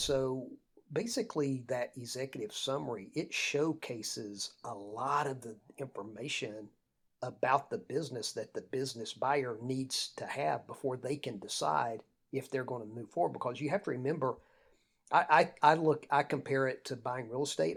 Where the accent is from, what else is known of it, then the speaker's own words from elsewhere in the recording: Lake Lanier, North Georgia, United States; I grew up on Lake Lanier, uh, in North Georgia